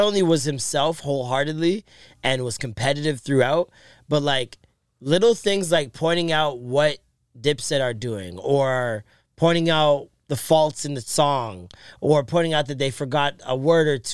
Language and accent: English; Toronto, Ontario, Canada; also born or lived in Jamaica; as a Jamaican